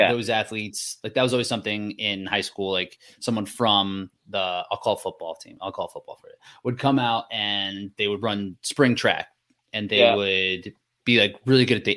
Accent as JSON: {"language": "English", "country": "United States", "said": "I'm just an American person"}